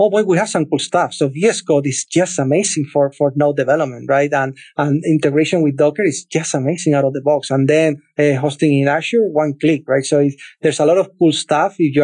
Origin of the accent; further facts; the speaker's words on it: Cadiz, Andalusia, Spain; moved away; a city called Cadiz. I'm from there. That's my hometown